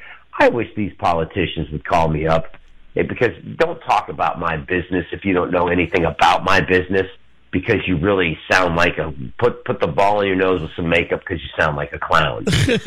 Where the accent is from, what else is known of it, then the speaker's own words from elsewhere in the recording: Michigan, United States; Well, I've always been a hockey fan. I'm from Michigan.